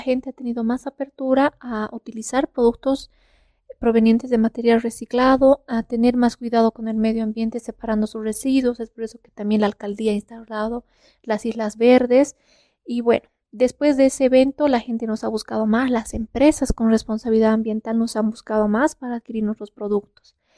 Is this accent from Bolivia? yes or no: yes; Bolivia; en todo Bolivia o solamente acá en La Paz